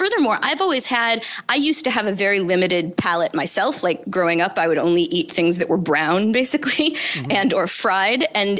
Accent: Buffalo, New York, United States; You know, I grew up in Buffalo.

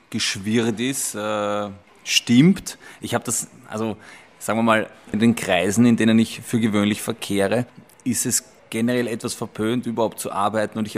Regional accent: Simmering, Vienna, Austria; Aber ich komme aus Simmering, ja, wenn man wie ich sage, 23 Bier

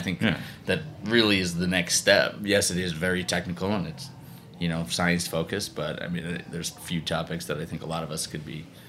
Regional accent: Long Island, New York, United States; now in Chicago, United States; I grew up on Long Island, man.

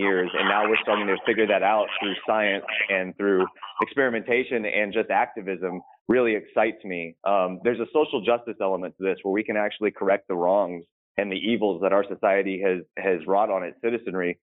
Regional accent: Texas, United States; I grew up in Texas

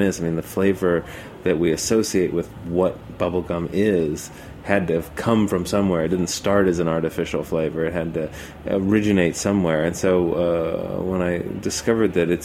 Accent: South Florida, United States; now in Brooklyn, United States; I grew up in South Florida

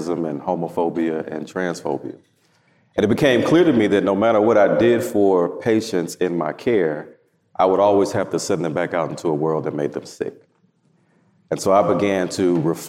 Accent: Houston, Texas, United States; I am from Houston, Texas, born and raised

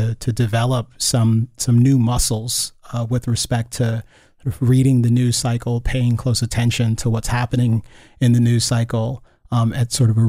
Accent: Gaithersburg, Maryland, United States; also born or lived in Loudoun County, Virginia; First in, I guess that was Loudoun County, Virginia. And then we moved from Virginia to Maryland and I went to school in Gaithersburg, Maryland

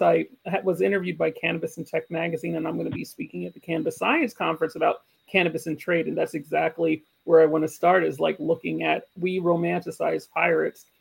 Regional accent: Jamaica; moved away; I'm, I'm Jamaican, I'm part of the Jamaican community, part of the Jamaican diaspora.

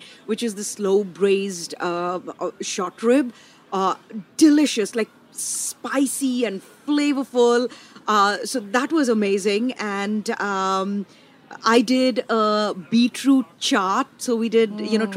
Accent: India; now in Nashville, United States; I'm an Indian chef

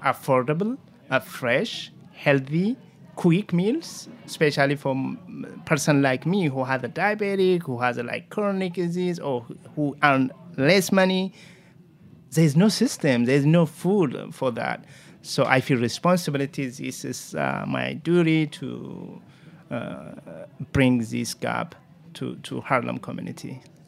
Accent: Jimma, Oromia, Ethiopia; English is a second language; also born or lived in Kenya; now in New York City, United States; I came from Ethiopia. Uh, it's very small village called, uh, the estate called Jima

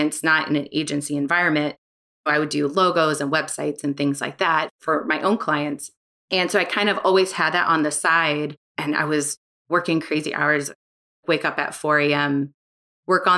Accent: St. Louis, Missouri, United States; moved away; also born or lived in Chicago; growing up in St. Louis.

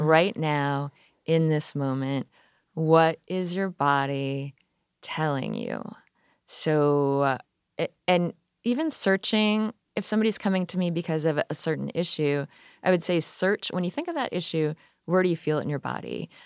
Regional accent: Midwest, United States; I grew up in the Midwest

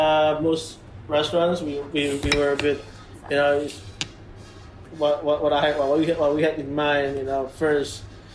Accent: Jakarta, Indonesia; moved away as an adult; also born or lived in New Zealand; now in Bali, Indonesia; I was born and raised in Jakarta, but I've been living here in Bali for almost 11 years. My parents are from Sumatra.

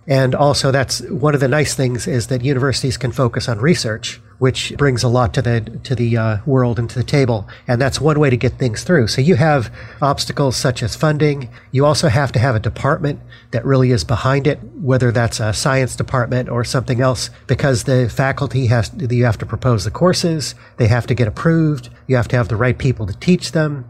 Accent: Denver, Colorado, United States; now in New Jersey, United States; I'm from Denver, Colorado, and I'm actually one of 13 kids

